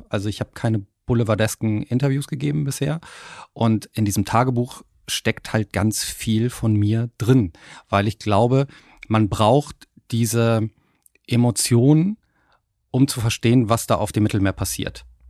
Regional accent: Hamburg, Germany; es deutet auch auf meine Heimat ein bisschen hin. Hamburg.

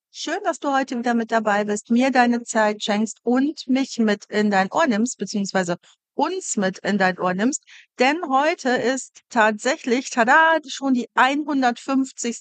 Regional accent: Wuppertal, North Rhine-Westphalia, Germany; moved away; ich bin aus Wuppertal

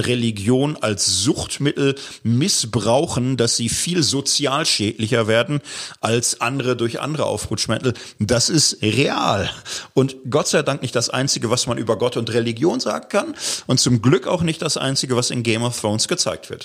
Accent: Gelsenkirchen, North Rhine-Westphalia, Germany; Ich komme aus Gelsenkirchen, Stadtkind

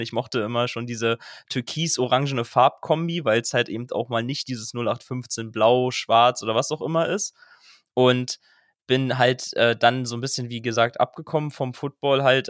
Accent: Berlin, Germany; ich komme aus Berlin

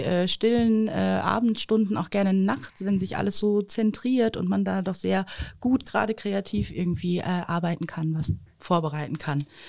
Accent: Osnabrück, Lower Saxony, Germany; Ich bin ja am Schölerberg aufgewachsen

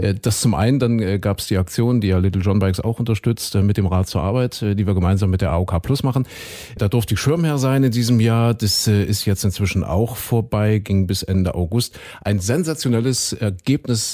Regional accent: eastern Germany, Germany; hier bei uns im Osten

